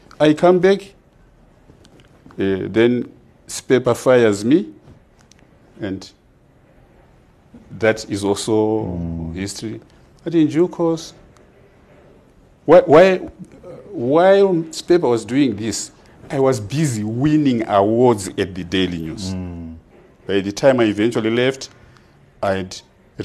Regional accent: Makoni, Manicaland, Zimbabwe; also born or lived in United States; made by the people of Makoni, my home area, my constituency

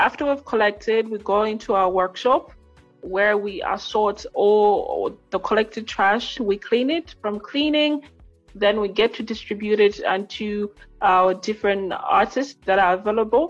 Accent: Lilongwe, Central Region, Malawi; I am from Lilongwe, Malawi

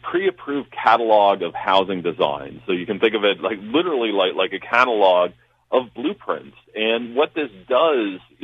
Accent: London, Ontario, Canada; my hometown of London, Ontario, you know, started to get really expensive

